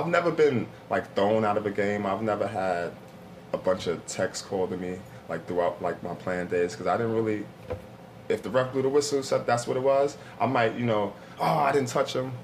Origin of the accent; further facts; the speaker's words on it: New York City, New York, United States; also born or lived in Long Island; Being from the city, growing up in Brooklyn